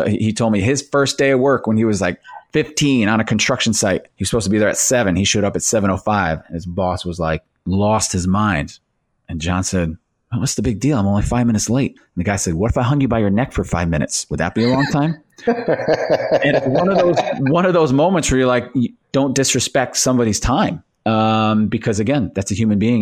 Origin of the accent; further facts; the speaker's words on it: Northeast America, United States; I grew up in the Northeast America.